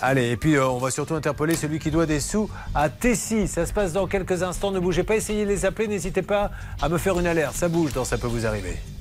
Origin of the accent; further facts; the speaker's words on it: Bordeaux, Nouvelle-Aquitaine, France; je suis bordelais